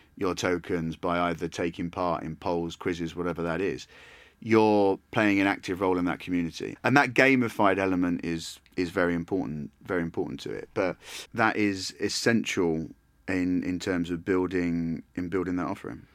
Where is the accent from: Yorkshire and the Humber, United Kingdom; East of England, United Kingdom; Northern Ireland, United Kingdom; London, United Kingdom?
East of England, United Kingdom; Essex; I was born in Essex